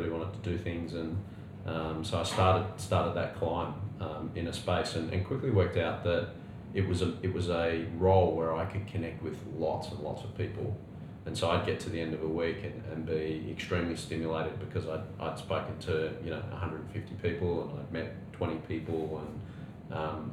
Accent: Australia; also born or lived in United Kingdom; as an Aussie clocking over the magic 40 mark

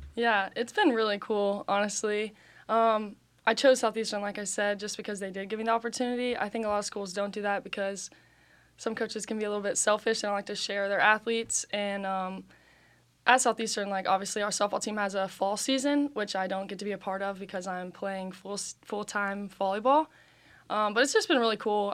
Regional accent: Chattanooga, Tennessee, United States; I'm from Chattanooga, Tennessee

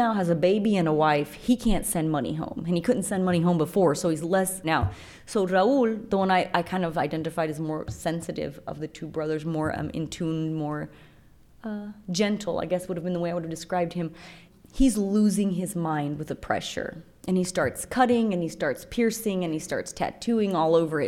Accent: San José, Copán, Honduras; moved away as an adult; now in United States; when I was growing up in San Jose, Copan, that's where I was born

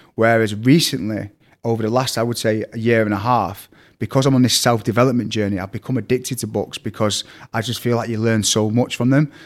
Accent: Manchester, North West England, United Kingdom; accent: Manc; also born or lived in Cheadle / Salford / Eccles / Wythenshawe; I'm from Manchester, it's a little bit confusing because I've got a really strong Manc accent

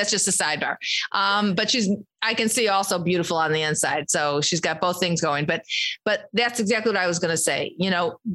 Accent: Chicago, Illinois, United States; I'm from Chicago

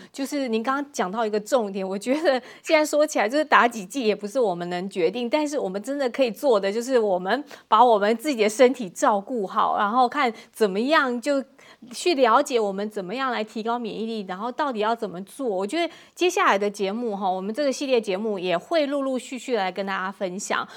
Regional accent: Taiwan; 我来自台湾

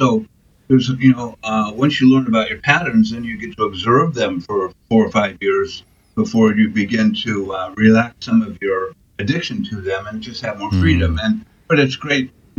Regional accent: Portland, Oregon, United States; now in South Portland, United States; I think since about 1978. I came from Portland, Oregon, to Portland, Maine, and live here with my wife and my two kids.

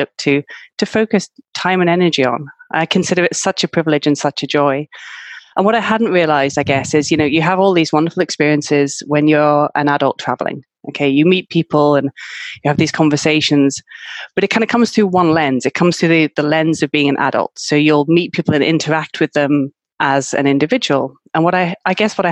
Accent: United Kingdom; moved away as an adult; now in Malaga, Spain; I'm from the UK, as you can probably guess from my accent.

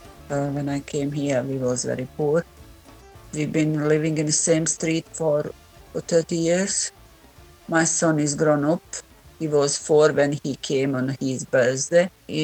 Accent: Bosnia & Herzegovina; English is a second language; moved away as an adult; now in United Kingdom; I came from Bosnia. I couldn't speak English language at all.

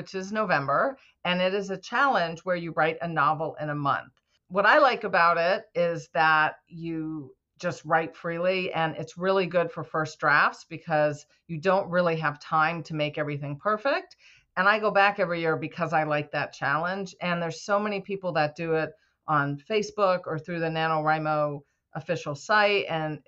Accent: New England, United States; I grew up in New England, so that's why I'm using that as an example. We say things like wicked a lot

